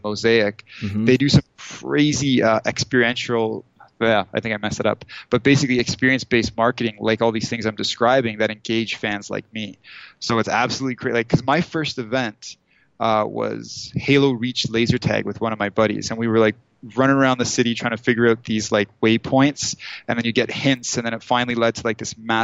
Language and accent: English; Thornhill, Ontario, Canada; also born or lived in Toronto; I born and raised Thornhill. And that's like a suburb of Toronto.